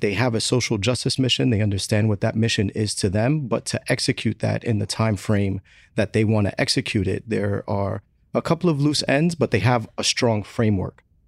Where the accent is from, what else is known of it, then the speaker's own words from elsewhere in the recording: New York City, New York, United States; I'm from the Bronx, born and raised